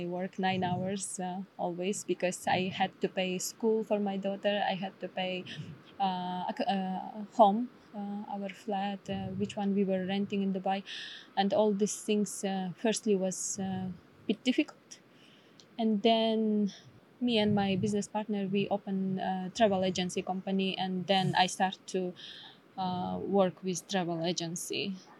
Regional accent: Issyk-Kul Region, Kyrgyzstan; English is a second language; Like we are from the Issyk-Kul, and sometimes there is a different language in the south side, where is the border with Uzbekistan.

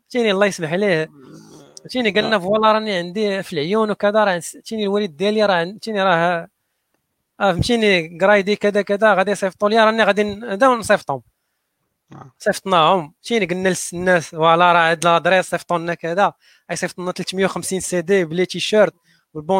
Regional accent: Morocco; حنا حنا مغاربه كمغاربه ما عندناش هذاك الكلمه

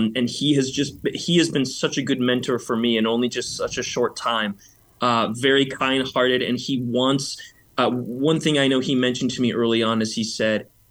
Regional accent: Burr Ridge, Illinois, United States; I grew up in Burr Ridge.

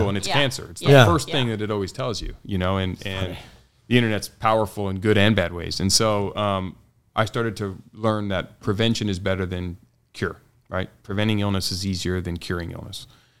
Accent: San Diego, California, United States; San Diego, born and raised, native.

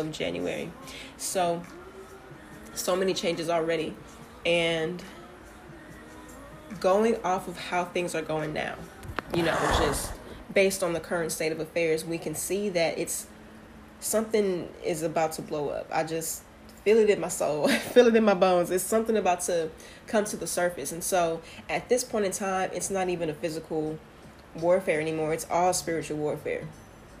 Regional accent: Houston, Texas, United States; I am from Houston, Texas

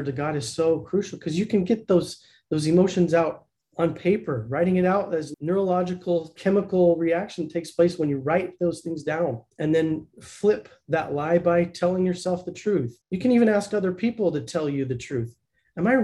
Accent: Blanding, Utah, United States; now in Lehi, United States; I grew up in the Four Corners area in a little teeny tiny town called Blanding.

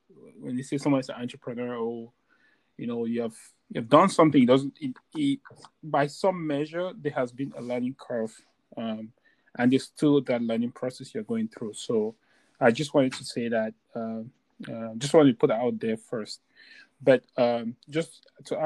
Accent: Bamenda, Northwest Region, Cameroon; now in United States; I just left my home country, Cameroon.

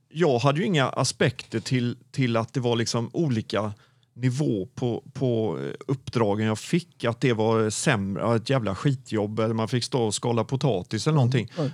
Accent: Gothenburg, Västra Götaland, Sweden; also born or lived in Mölndal / Onsala / Stenkullen; jag är ju född i Göteborg och har aldrig egentligen gjort något annat än att ha hållit mig i Göteborg.

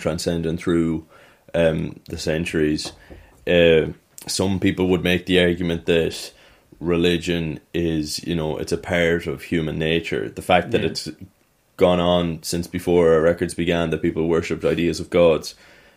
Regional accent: Ireland; being Irish

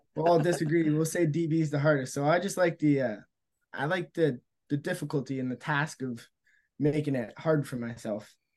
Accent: Sudbury, Ontario, Canada; I'm from Serbia. I'm up north

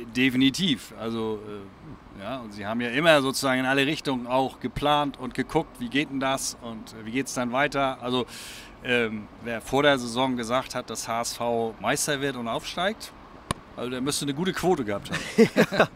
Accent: Flensburg, Schleswig-Holstein, Germany; moved away as an adult; also born or lived in Kiel; now in Altenholz, Germany; Ich bin ja gebürtiger Flensburger. Äh, ich bin ja in Flensburg groß geworden äh, und bin ja erst studienbedingt nach, nach Kiel gekommen.

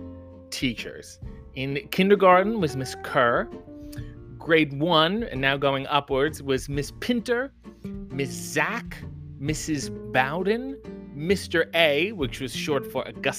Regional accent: Canada; being in a Canadian school, for those of you who do not go to Canadian schools, we had French teachers in elementary school

